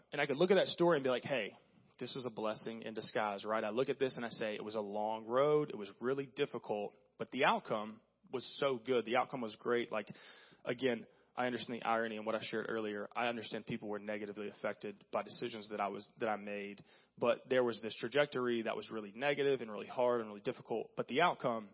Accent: the South, United States; growing up in the South and growing up in the church

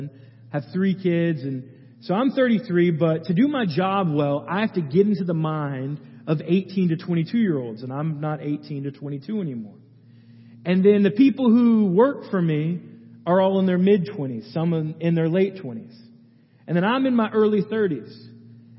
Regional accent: Gwinnett County, Atlanta, Georgia, United States; also born or lived in Athens, Georgia; I grew up in Gwinnett County, other side of Atlanta

